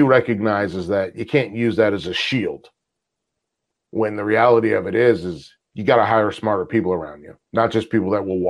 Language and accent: English; the South, United States; I'm from the South. I live here.